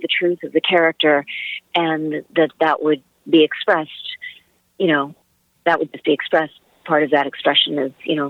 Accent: United States; and I'll do something that is in that vein as an American.

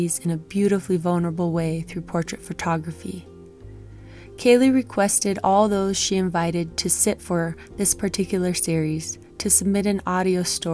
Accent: Hana, Hawaii, United States; now in Glorieta, New Mexico, United States; I recognize the land and water in which I was born and which raised me a sacred space

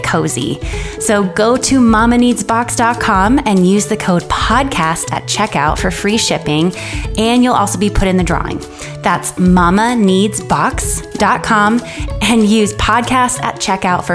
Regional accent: Miami, Florida, United States; moved away as an adult; now in Western North Carolina, United States; I grew up in Miami

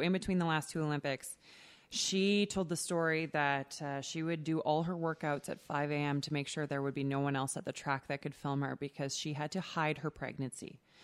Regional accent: Canada

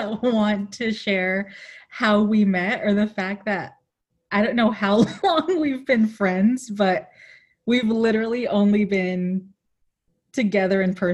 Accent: Los Angeles, California, United States; a first-generation Mexican-American born and raised in LA.

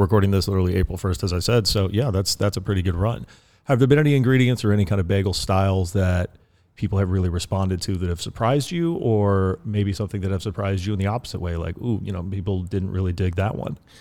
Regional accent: East Coast, United States; now in Orange County, United States; I am from the East Coast

